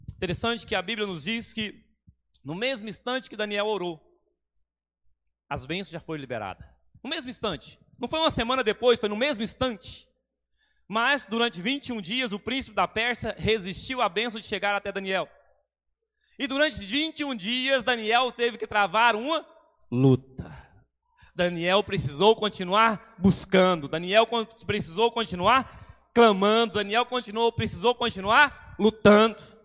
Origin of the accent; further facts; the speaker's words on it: Goiás, Brazil; now in Espírito Santo, Brazil; Sou goiano, mas Sou capixaba de coração